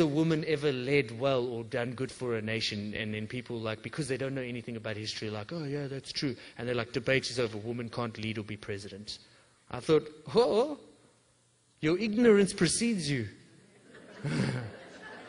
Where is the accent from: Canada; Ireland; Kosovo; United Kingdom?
United Kingdom; England; I'm English